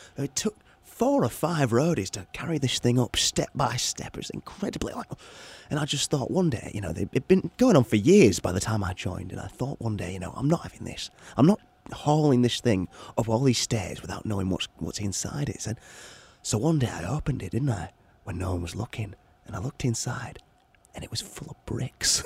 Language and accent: English; Redmond, Washington, United States; also born or lived in Bellevue; I grew up in Redmond